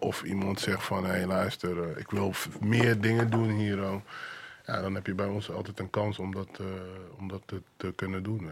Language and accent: Dutch; 's-Hertogenbosch, North Brabant, Netherlands; moved away as an adult; also born or lived in Suriname; now in Amsterdam, Netherlands; Ik ben, ik ben in Suriname geboren, maar ik kom uit Den Bosch.